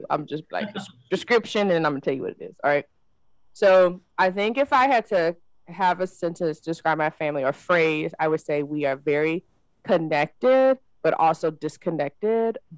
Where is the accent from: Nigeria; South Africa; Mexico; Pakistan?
Nigeria; now in United States; I'm Nigerian, so my dad and mom came to the states um